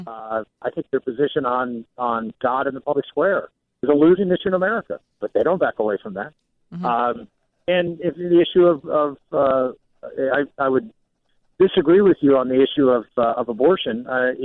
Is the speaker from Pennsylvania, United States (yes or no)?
yes; Southwestern Pennsylvania, United States; I'm from Western Pennsylvania, and I grew up in an area that, Western Pennsylvania is a very heavily Democratic area, Southwestern Pennsylvania in particular. And I grew up in a steel town